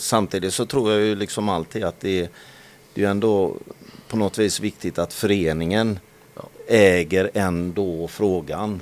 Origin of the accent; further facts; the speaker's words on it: Halland County, Sweden; som hallänning så har man ju när, under, under, under tiden man har vuxit upp